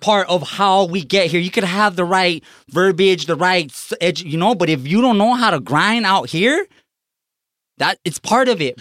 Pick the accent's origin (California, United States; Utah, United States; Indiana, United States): California, United States; Los Angeles; growing up in East Los Angeles